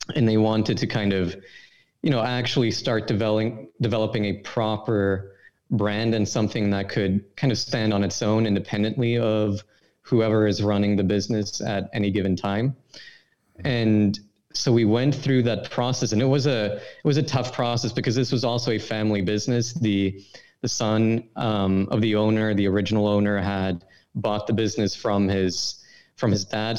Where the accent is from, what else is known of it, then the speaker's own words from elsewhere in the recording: Sweden; I'm from Sweden, obviously, and in high school I had I'd study this program called International Baccalaureate